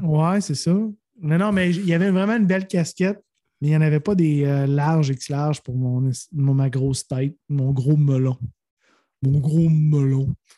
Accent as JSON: {"language": "French", "region": "Quebec", "country": "Canada", "said": "je suis touriste, je viens du Québec"}